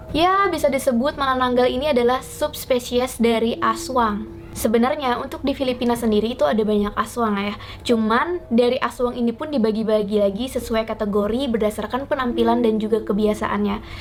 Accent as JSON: {"language": "Indonesian", "region": "Kalimantan", "country": "Indonesia", "said": "dan ini Alkisah. Sebagai orang Kalimantan, dari kecil aku sudah pernah mendengar cerita-cerita mengenai kuyang."}